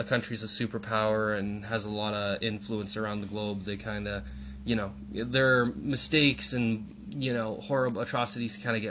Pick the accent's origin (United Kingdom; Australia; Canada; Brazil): Canada; we're Canadian citizens, and also I'm English heritage